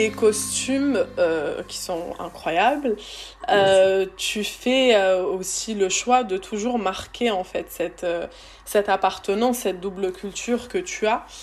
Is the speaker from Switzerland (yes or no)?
no; France; une Française qui a grandi en regardant la télé française